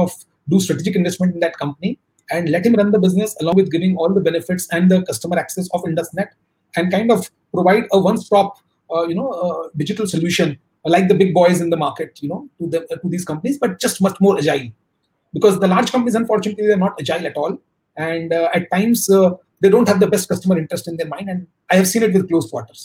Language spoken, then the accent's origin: English; Kolkata, West Bengal, India; I come from Kolkata, which is slow moving